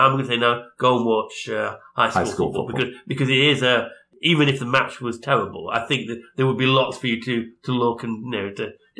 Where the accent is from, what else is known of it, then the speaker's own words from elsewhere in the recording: Derby, East Midlands, United Kingdom; I'm from Derby, I support Derby.